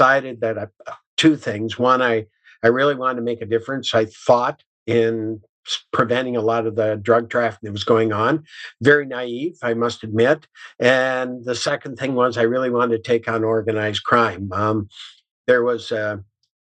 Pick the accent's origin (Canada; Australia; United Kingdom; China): Canada; Southwestern Ontario; also born or lived in Elmira, Ontario; I grew up in Southwestern Ontario. In a little town called Hansel